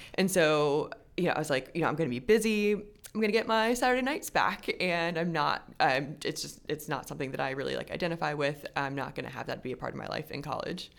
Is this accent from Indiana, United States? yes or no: no; Richmond, Virginia, United States; I grew up in Richmond, Virginia, and I'm an only child